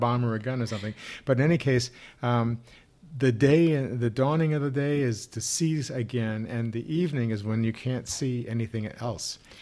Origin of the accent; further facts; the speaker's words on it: Missouri, United States; I grew up in Missouri